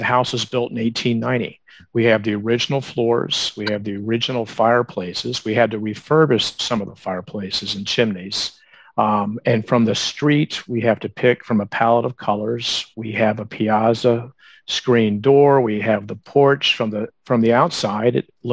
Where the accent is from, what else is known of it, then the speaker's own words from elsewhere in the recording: Atlanta, Georgia, United States; also born or lived in Phoenix, Arizona; now in Charleston, United States; I'm from Atlanta originally, so I know the South. I grew up in the South.